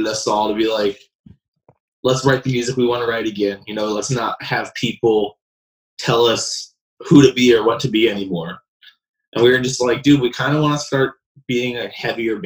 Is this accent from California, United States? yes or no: no; Florida, United States; moved away as an adult; now in Nashville, United States; I'm from Florida